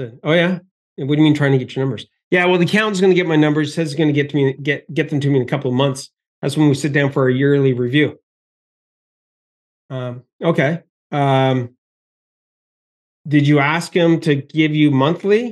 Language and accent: English; Canada; being Canadian